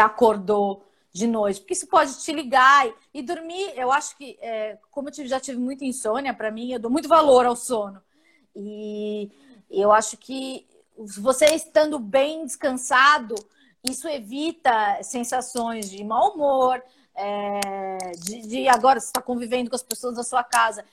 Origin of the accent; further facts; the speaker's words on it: São Paulo, Brazil; Eu sou do Capão Redondo